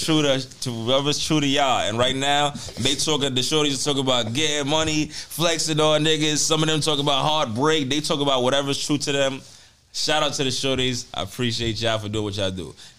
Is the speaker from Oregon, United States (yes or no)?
no; New York City, New York, United States; I'm from the Bronx.